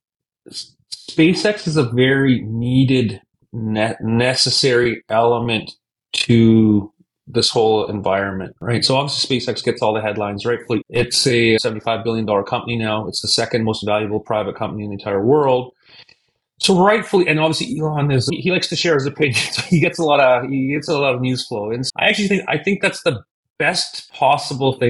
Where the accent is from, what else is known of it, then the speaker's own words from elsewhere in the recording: Canada; moved away; I'm originally from Canada. I'm born and raised in Canada